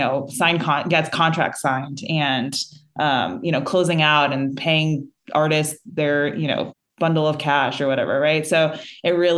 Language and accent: English; New Jersey, United States; moved away as an adult; also born or lived in New York City; now in Austin, United States; I am from New Jersey, born and raised, and went to school in New York City, and then moved to Austin back in 2013.